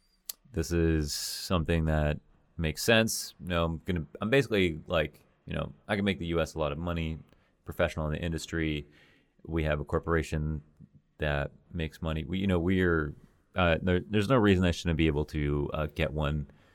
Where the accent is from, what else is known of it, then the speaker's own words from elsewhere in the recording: Canada; now in United States; I've gone from Toronto to the U.S., so I understand that. I'm a Canadian citizen, so that's probably a little bit easier.